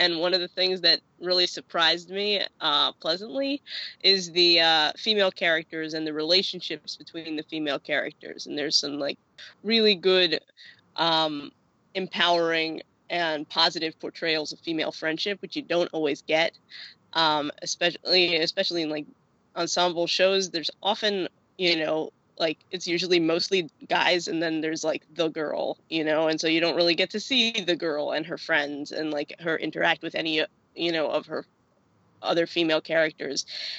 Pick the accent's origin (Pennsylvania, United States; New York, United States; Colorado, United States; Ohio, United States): New York, United States; Riverdale; born there; I was born in Riverdale, New York, can I just say?